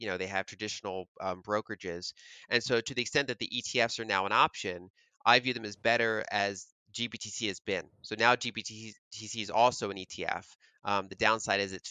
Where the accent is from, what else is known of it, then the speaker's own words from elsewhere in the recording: United States; as an American